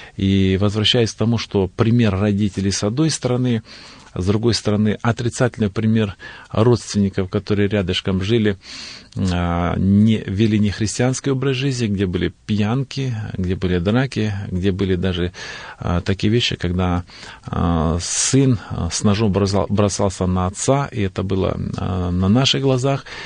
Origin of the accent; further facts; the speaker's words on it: North Caucasus, Stavropol Krai, Russia; я родился в поселке Наземцево, а, Старопольский край, на Северном Кавказе, в центре Кавказских минеральных вод